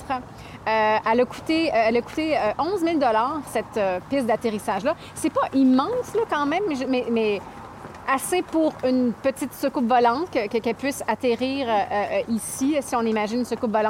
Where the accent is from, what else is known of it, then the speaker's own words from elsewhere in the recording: Canada; c'est une date qu'on connaît bien en tant que Canadien